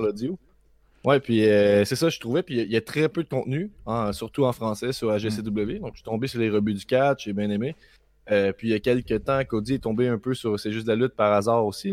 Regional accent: Quebec, Canada; jamais je vais dire que je suis Canadien avant de dire que je suis Québécois.

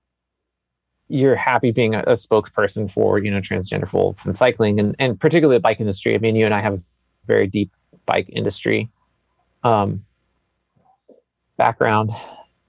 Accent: Texas, United States; I was born in the South, I was born in Texas

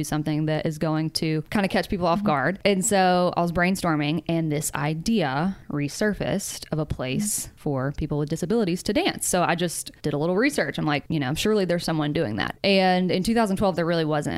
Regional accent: Mobile, Alabama, United States; moved away as an adult; also born or lived in New York; now in Nashville, United States; before I moved to New York, I actually moved home for like a year and a half and while in Mobile, Alabama

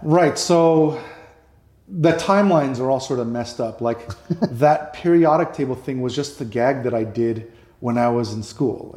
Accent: New York City, New York, United States; moved away; I grew up in New York

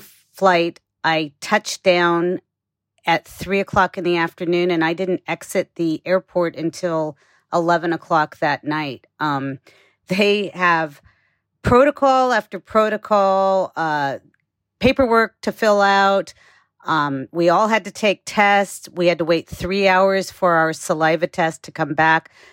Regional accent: United States; as an American

